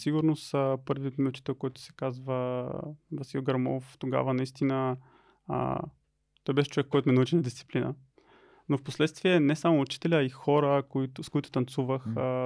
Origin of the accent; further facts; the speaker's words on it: Lovech, Lovech Province, Bulgaria; родом съм от Ловеч. А първите си години в училище прекарах в а, училище Панел Пивков